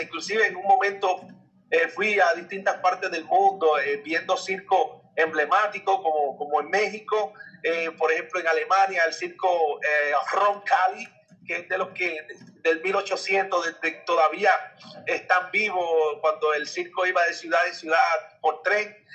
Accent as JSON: {"language": "Spanish", "town": "Isabela", "country": "Puerto Rico", "tie": "born or raised there", "said": "mi pueblo de Isabela"}